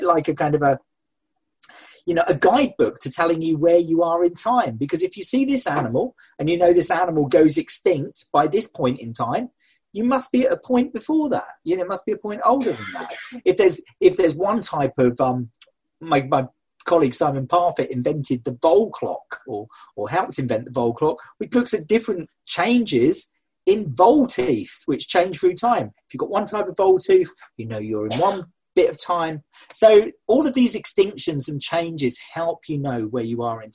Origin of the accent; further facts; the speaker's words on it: Sussex, South East England, United Kingdom; where I grew up. I was born in Sussex